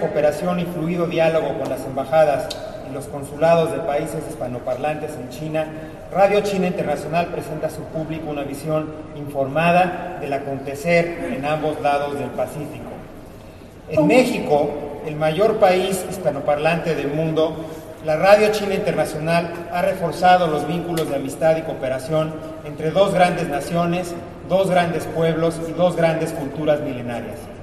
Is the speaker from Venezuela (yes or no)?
yes; Venezuela; soy de Venezuela